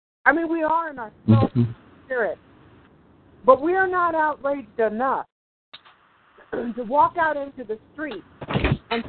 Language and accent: English; Oakland, California, United States; I'm from Oakland, California